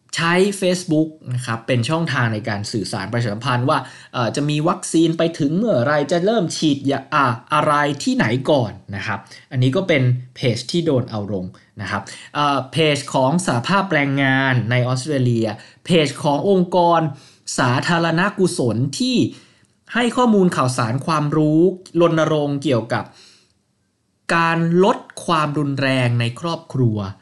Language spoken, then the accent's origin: Thai; Thailand